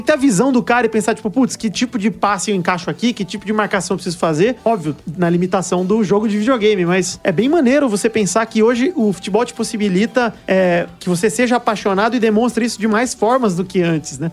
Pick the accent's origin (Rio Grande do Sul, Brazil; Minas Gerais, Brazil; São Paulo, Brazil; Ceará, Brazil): São Paulo, Brazil; Araraquara; eu mesmo sou de Araraquara